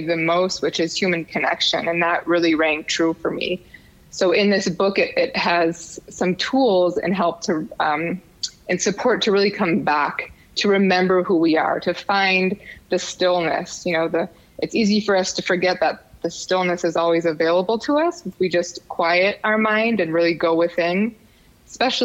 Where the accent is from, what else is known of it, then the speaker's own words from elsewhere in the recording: Wisconsin, United States; moved away as an adult; now in Tucson, United States; I was born in Wisconsin.